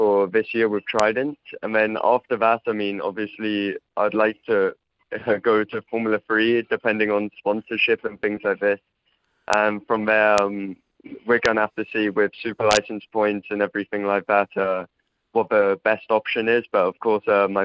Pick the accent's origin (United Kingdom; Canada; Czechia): United Kingdom; England; also born or lived in Poland; I had a lot of my growing up in England